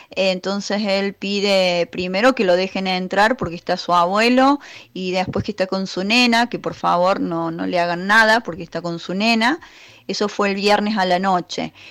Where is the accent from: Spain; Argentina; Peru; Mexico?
Argentina; Santa María de Punilla, Córdoba; yo soy de Santa María de Punilla y estamos con varias irregularidades en este sector en relación al trazado de la autovía.